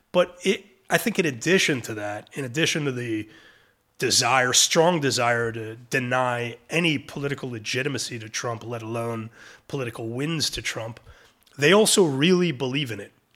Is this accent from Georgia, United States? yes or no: no; New York City, New York, United States; moved away as an adult; now in Israel; I'm a Brooklyn boy and I'm, I'm an American.